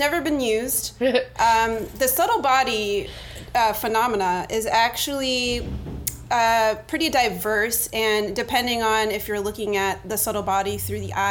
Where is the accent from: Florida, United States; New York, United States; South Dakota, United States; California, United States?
Florida, United States; Miami; now in New Orleans, United States; I was born in Miami